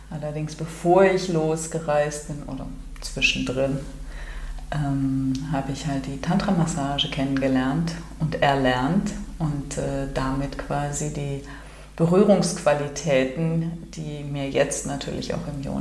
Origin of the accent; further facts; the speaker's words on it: Cologne, North Rhine-Westphalia, Germany; Ich komme hier aus Köln und mir ist irgendwann mal aufgefallen, dass ich selten an einem Tag Sonnenaufgang und Sonnenuntergang erfahren habe.